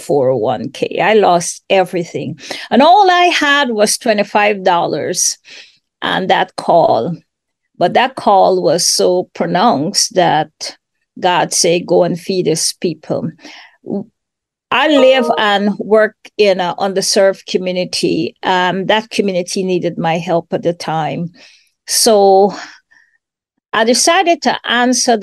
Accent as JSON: {"language": "English", "country": "Guyana", "also_born_or_lived": "Washington, D.C., United States", "moved": "as an adult", "lives_now": "Atlanta, United States", "said": "I am originally from Guyana, South America"}